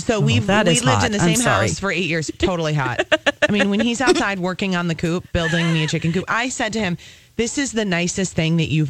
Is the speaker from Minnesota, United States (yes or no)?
yes; Apple Valley, Minnesota, United States; I grew up in the suburbs. I grew up in Apple Valley.